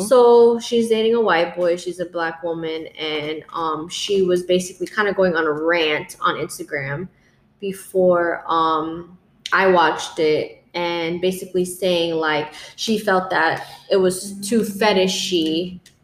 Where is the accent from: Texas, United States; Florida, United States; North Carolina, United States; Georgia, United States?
Florida, United States; South; growing up in South Florida